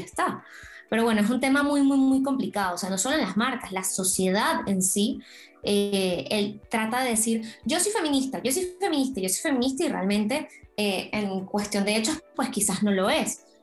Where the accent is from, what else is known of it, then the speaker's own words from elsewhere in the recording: Venezuela; now in Spain; yo soy de Venezuela